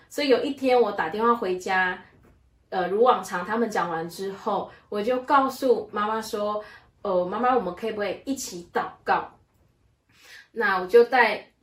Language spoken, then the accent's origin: Chinese; Malaysia; 我来自于马来西亚，在我的家中有四个兄弟姐妹，我的排行最小